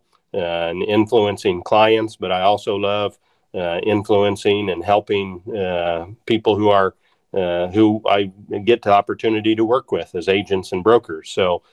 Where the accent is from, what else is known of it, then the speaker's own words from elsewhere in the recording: Bushnell, Illinois, United States; Originally grew up outside of a little town in McDonough County, Illinois. Town was Bushnell, was my hometown